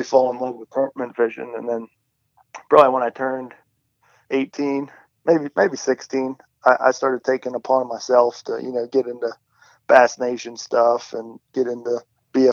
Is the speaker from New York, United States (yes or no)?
no; Pittsburgh, Pennsylvania, United States; I grew up here in Pittsburgh.